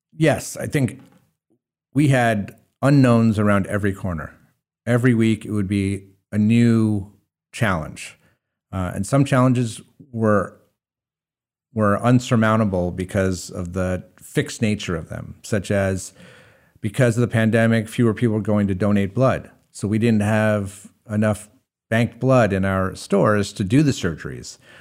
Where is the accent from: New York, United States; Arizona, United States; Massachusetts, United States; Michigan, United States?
New York, United States; Hudson Valley; now in Maine, United States; I grew up in the Hudson Valley